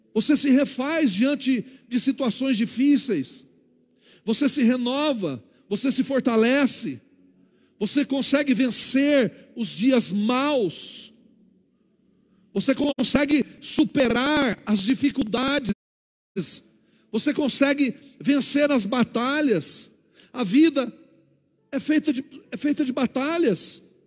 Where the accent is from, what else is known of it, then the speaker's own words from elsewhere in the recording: Paraná, Brazil; moved away; lá no Paraná, de onde eu nasci